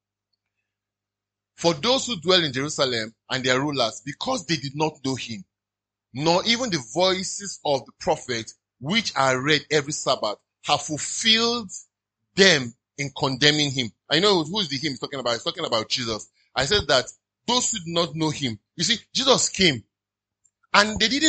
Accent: Nigeria; I love being a Nigerian

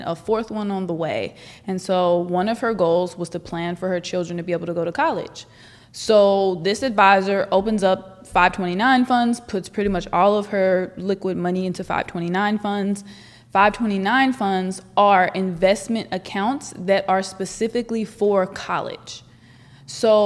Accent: Northern California, United States; I'm from Northern California. I grew up on a 1,000-acre ranch

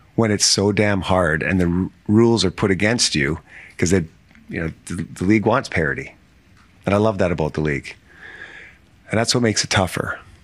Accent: Canada; being a Canadian kid growing up

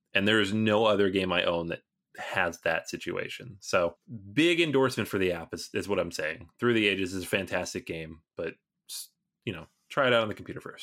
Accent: Seattle, Washington, United States; I grew up in Seattle area where the game was launched

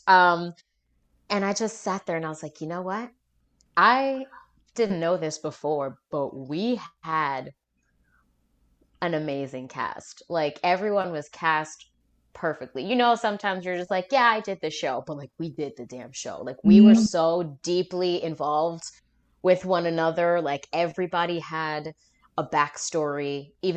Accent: New York, United States; I'm born and raised in New York

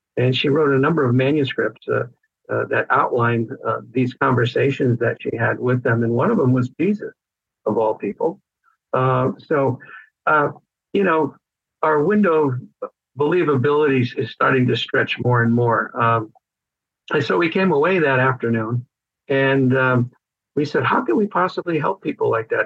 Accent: Connecticut, United States; moved away as an adult; also born or lived in Vermont; now in California, United States; I was raised in Connecticut

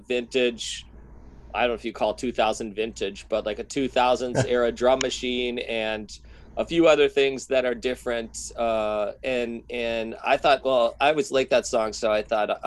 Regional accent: Milwaukee, Wisconsin, United States; now in Minneapolis, United States; I grew up in Milwaukee, so I'm half Minnesotan

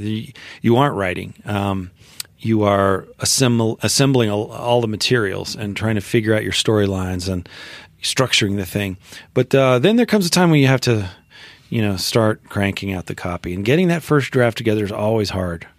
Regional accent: Memphis, Tennessee, United States; moved away as an adult; I grew up in Memphis, Tennessee

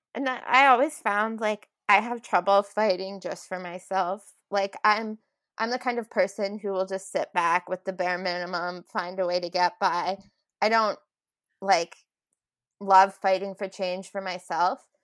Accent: Moose Jaw, Saskatchewan, Canada; moved away as an adult; also born or lived in Vancouver; now in Calgary, Canada; I was born in Moose Jaw, Saskatchewan, and I grew up um, there all my life.

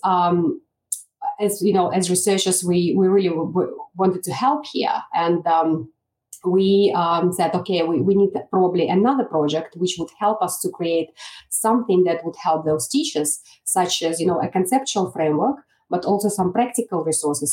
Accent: Belarus; English is a second language; moved away as an adult; now in Australia; back home uh, in my country, Belarus, which is in Eastern Europe

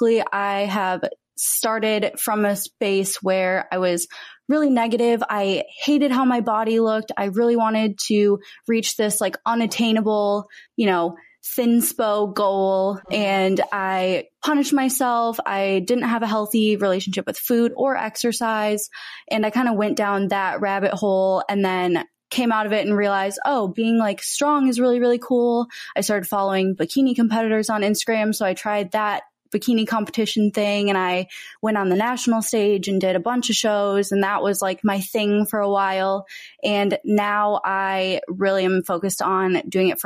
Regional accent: Minnesota, United States; born or raised there; also born or lived in Texas; now in Los Angeles, United States

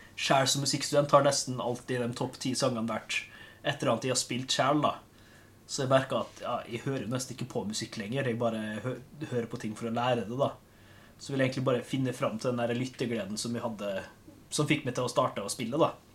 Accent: Molde, Møre og Romsdal, Norway; now in Kristiansand, Norway; hvis dere stusser på dialekt, så er jeg fra Molde

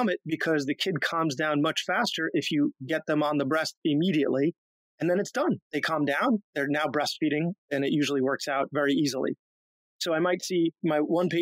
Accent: Long Island, New York, United States; moved away as an adult; also born or lived in Pennsylvania / Buffalo / Washington, D.C.; I grew up on Long Island

